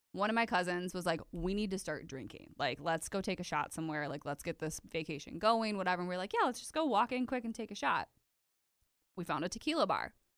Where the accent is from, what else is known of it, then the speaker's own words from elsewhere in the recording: De Pere, Wisconsin, United States; we're from De Pere